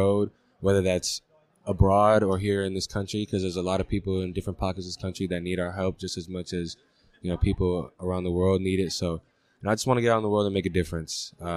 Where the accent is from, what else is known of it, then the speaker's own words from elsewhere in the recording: San Francisco, California, United States; also born or lived in Oakland; I grew up in San Francisco, Oakland